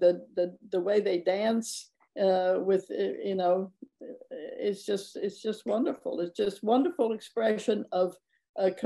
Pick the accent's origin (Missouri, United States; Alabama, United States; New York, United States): Alabama, United States; Birmingham; now in New Orleans, United States; I grew up in Birmingham